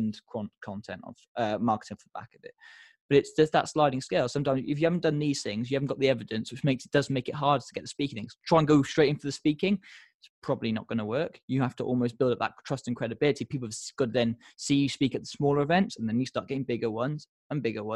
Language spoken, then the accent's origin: English; United Kingdom; we're very British about it